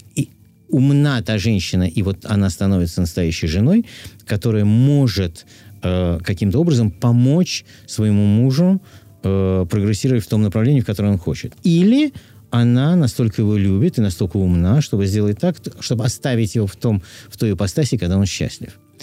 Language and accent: Russian; Moscow, Russia; moved away as an adult; в детстве в Москве мы ходили гулять в тот же садик. Наши мамы водили гулять в тот же садик. Мы, мы рядом жили, я на Тверской